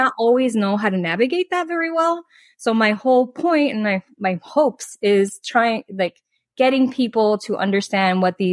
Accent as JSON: {"language": "English", "town": "Miami", "region": "Florida", "country": "United States", "tie": "born or raised there", "also_born_or_lived": "Dominican Republic", "moved": "as an adult", "said": "I was born and raised in Miami, Florida"}